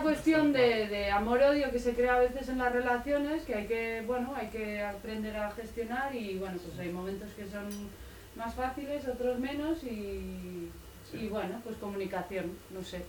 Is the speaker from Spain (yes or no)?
yes; Tolosa, Basque Country, Spain; moved away; also born or lived in Barcelona; yo soy de Tolosa, del País Vasco, y habíamos vivido 15 años en Barcelona